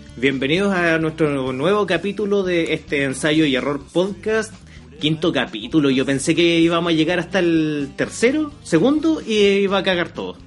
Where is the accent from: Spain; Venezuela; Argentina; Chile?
Chile; Yumbel, Biobío; mí me dicen guaso solo porque soy de Yumbel.